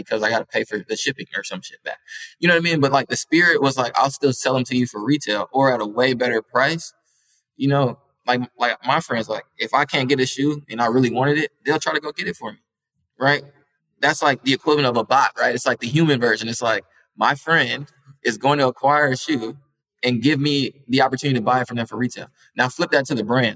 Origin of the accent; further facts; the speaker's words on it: Minneapolis, Minnesota, United States; I'm from Minneapolis, like, the Midwest, right, like, we're hours away, you know, from Chicago